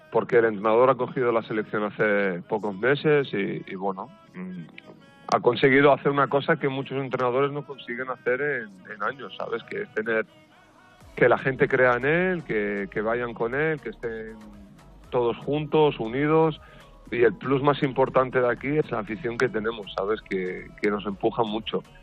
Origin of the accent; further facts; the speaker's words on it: Morocco; now in Spain; yo soy marroquí 100%